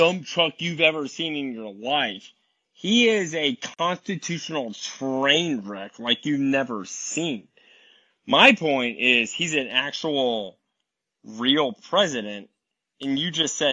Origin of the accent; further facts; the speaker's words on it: Charlottesville, Virginia, United States; moved away; also born or lived in Illinois; I was born in Charlottesville, Virginia